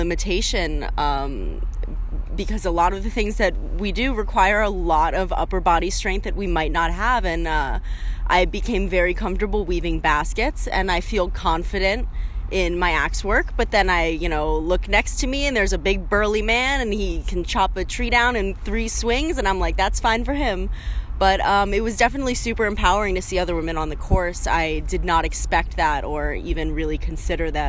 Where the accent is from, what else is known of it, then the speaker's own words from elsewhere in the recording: South Florida, United States; moved away as an adult; now in Boston, United States; I was born and raised in South Florida